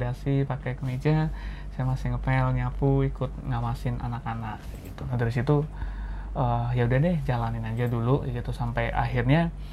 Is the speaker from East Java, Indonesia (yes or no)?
no; Pekalongan, Central Java, Indonesia; saya asal Pekalongan